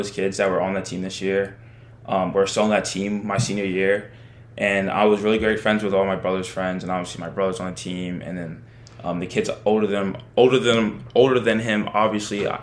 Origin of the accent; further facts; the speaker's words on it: Maryland, United States; I was born in Maryland, and I was familiar with the area